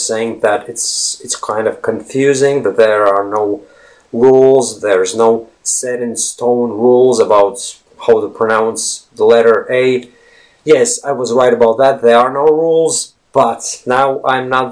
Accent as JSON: {"language": "English", "country": "Latvia", "first_language": "Latvian", "second_language": "English", "said": "We Latvians"}